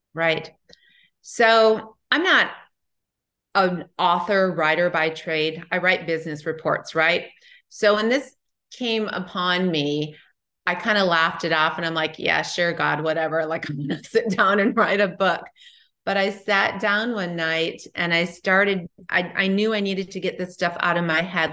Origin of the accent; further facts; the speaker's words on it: Midwest, United States; moved away; I'm from the Midwest